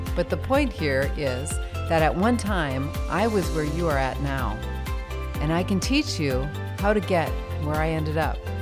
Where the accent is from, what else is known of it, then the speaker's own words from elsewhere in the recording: Minnesota, United States; I'm from Minnesota